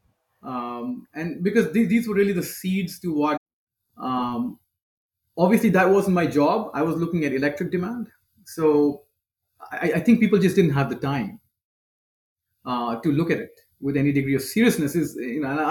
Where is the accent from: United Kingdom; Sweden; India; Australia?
India; Delhi; accent: Indian; moved away as an adult; now in United States; I grew up predominantly in India, specifically Delhi